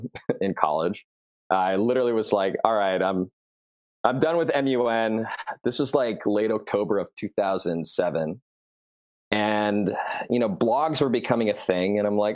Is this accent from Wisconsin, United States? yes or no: no; Southern California, United States; I started as a freshman in high school growing up in Southern California